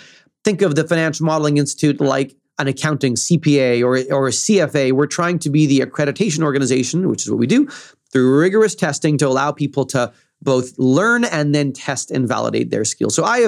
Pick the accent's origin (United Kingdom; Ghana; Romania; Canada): Canada; central Canada; As you mentioned, I'm in Toronto now. I'm from Central Canada.